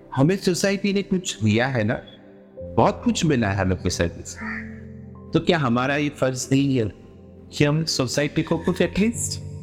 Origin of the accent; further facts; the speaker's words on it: Mumbai, Maharashtra, India; मैं प्रॉपर मुंबई से हूँ